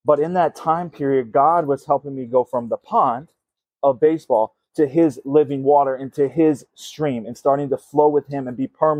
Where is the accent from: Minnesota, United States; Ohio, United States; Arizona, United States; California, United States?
Minnesota, United States; I'm from Minnesota